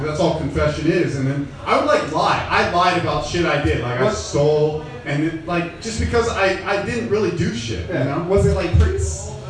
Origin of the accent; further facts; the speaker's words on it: Mission Viejo, California, United States; I was born and raised in Mission Viejo, which is, I think they won, 2015, they won the safest city in America